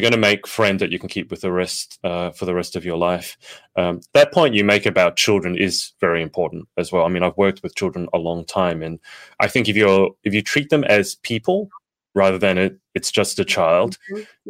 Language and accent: English; Australia; I'm Australian